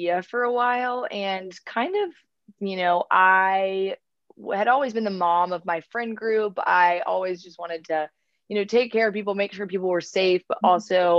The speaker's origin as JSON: {"language": "English", "region": "North Carolina", "country": "United States", "moved": "yes", "lives_now": "New York City, United States", "said": "I'm originally from North Carolina"}